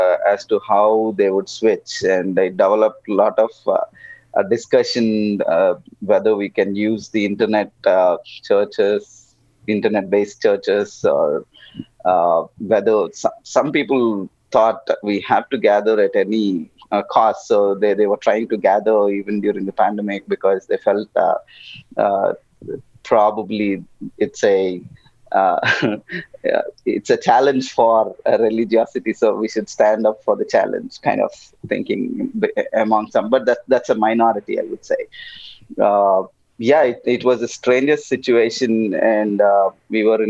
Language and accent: English; Telangana, India; I am from the South India, southern part. I come from a state called Telangana, which has around 40 million people.